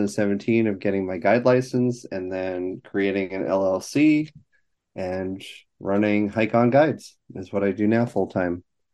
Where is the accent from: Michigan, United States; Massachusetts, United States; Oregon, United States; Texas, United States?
Massachusetts, United States; Eastern; moved away as an adult; also born or lived in Northeastern Vermont; now in Catskills, United States; I grew up in Eastern Massachusetts, went to college in Northeastern Vermont